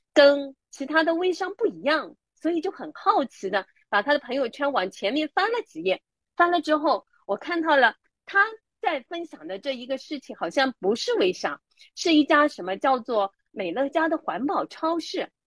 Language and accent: Chinese; Hangzhou, Zhejiang, China; 我是来自杭州的